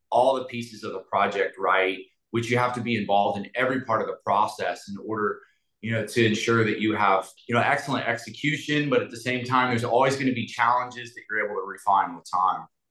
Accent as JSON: {"language": "English", "town": "Galveston", "region": "Texas", "country": "United States", "tie": "born or raised there", "also_born_or_lived": "Houston", "said": "I grew up in Galveston with a lot of love, but not a lot of money"}